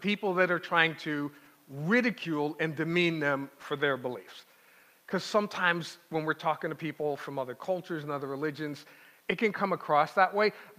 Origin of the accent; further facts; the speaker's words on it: New York City, New York, United States; now in Pittsburgh, United States; Born and raised in New York City